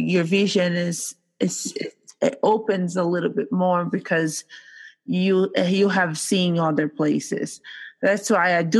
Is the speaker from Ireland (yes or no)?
no; Brazil; now in United States; I come from Brazil.